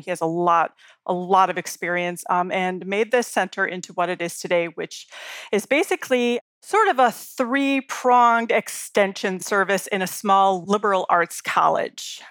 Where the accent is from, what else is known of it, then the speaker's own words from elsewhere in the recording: Chicago, Illinois, United States; now in Colorado, United States; I grew up in Chicago